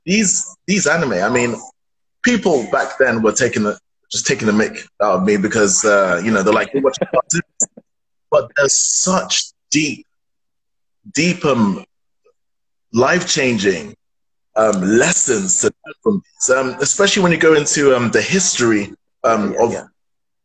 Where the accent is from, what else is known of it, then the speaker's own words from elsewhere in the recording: London, United Kingdom; London's my hometown.